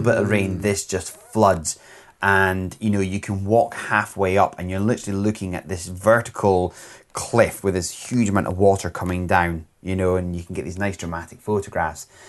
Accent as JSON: {"language": "English", "region": "Scotland", "country": "United Kingdom"}